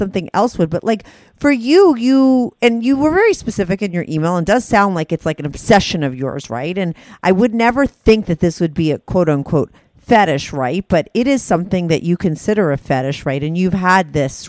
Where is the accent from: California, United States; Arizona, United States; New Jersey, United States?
New Jersey, United States; I'm from New Jersey.